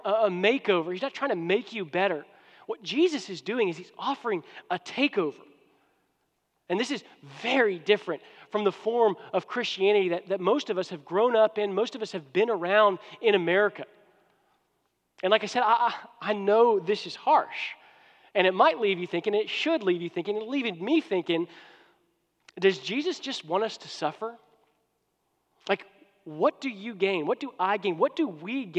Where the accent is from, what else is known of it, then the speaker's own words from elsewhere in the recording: United States; now in Houston, United States; I'm an American